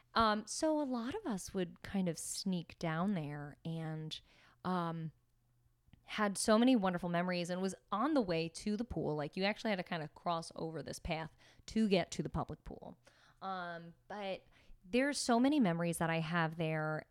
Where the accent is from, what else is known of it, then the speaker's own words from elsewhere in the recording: Pennsylvania, United States; also born or lived in Staten Island, New York; When we moved to Pennsylvania when I was just turning seven